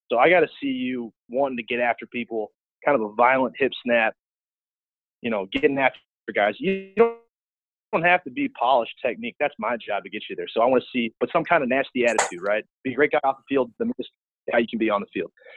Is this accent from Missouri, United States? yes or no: yes; St. Louis, Missouri, United States; moved away as an adult; I'm from St. Louis